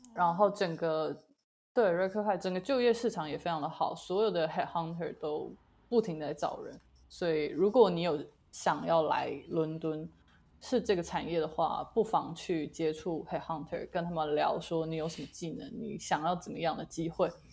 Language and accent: Chinese; Taiwan; moved away as an adult; now in United Kingdom; 在来英国之前，我就是土生土长台湾人